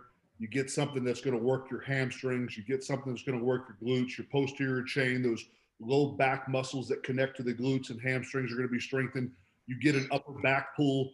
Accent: Palm Beach Gardens, Florida, United States; my hometown is Palm Beach Gardens

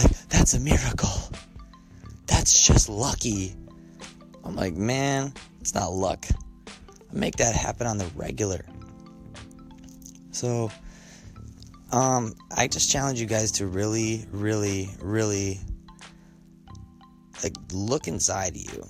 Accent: Colorado, United States; I grew up in in Colorado

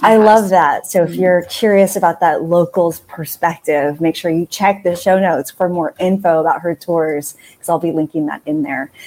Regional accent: San Diego, California, United States; moved away as an adult; also born or lived in New York City; I grew up in San Diego

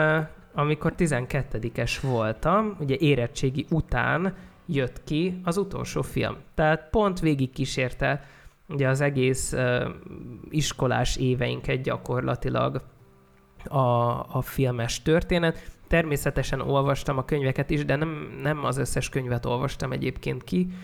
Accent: a small settlement near Szeged, Csongrád-Csanád, Hungary; egy kis településen nőttem fel

